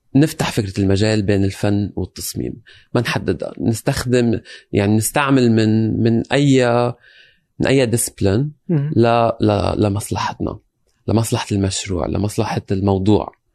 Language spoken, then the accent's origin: Arabic; Lebanon; moved away as an adult; now in London, United Kingdom; انا جاي من لبنان انتقلت آه، عشت بلبنان اشتغلت بلبنان بنفس هالمواضيع رجعنا انتقل انتقلت على لندن